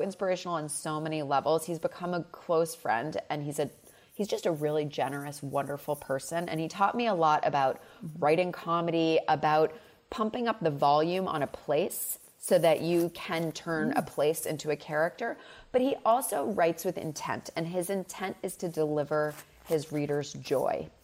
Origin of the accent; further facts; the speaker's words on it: Massachusetts, United States; It's a much more southern upbringing even though I grew up in Massachusetts.